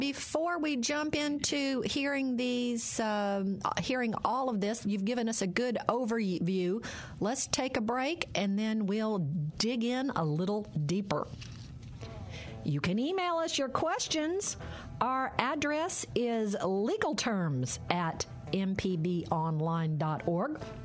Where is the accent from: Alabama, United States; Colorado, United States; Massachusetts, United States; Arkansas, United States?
Arkansas, United States; now in Mississippi, United States; my hometown is home to Arkansas Nuclear One and Two